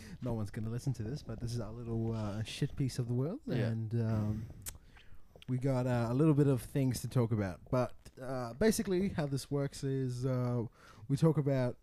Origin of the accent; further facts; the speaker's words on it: South Africa; moved away; I grew up in South Africa